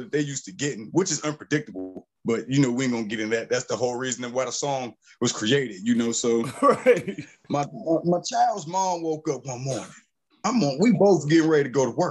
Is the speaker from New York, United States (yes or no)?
no; Pittsburgh, Pennsylvania, United States; moved away; also born or lived in the South; I'm from Pittsburgh, Pennsylvania